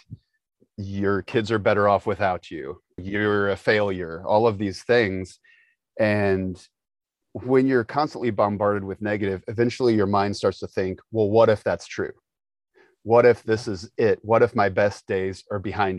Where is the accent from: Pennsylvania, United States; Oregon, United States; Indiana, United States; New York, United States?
Indiana, United States; Indianapolis; moved away as an adult; also born or lived in Florida; We grew up in Indianapolis, and I had been in Indianapolis.